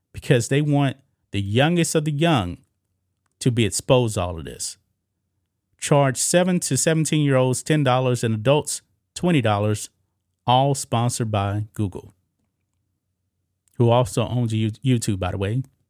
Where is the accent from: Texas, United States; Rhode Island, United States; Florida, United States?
Texas, United States; my home state of Texas